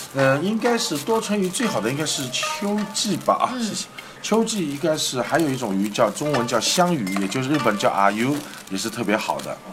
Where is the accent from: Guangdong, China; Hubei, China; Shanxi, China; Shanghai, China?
Shanghai, China; 我们上海人叫母缸